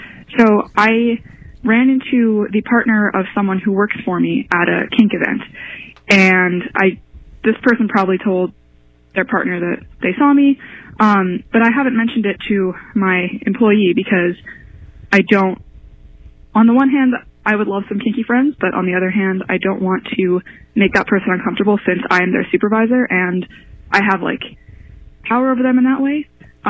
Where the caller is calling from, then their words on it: Philadelphia, Pennsylvania, United States; I'm calling from Philadelphia.